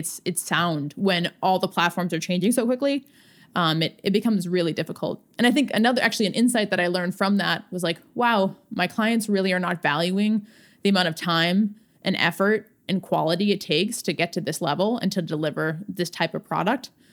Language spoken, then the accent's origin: English; Swampscott, Massachusetts, United States; I grew up outside of Boston, uh, in Swampscott, Massachusetts.